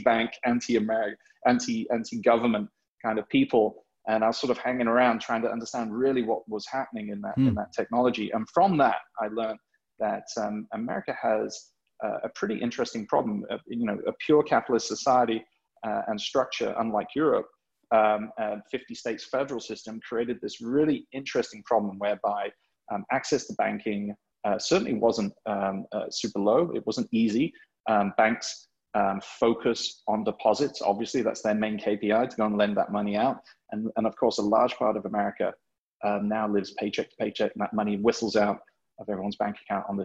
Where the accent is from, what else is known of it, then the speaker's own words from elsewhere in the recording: England, United Kingdom; also born or lived in Hong Kong; now in New York, United States; I'm English, but I've lived here for a significant amount of time.